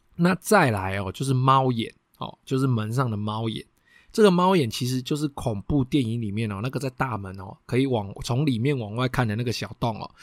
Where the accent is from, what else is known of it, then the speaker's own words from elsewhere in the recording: Taiwan; 我们台湾人喜欢装的一些铁窗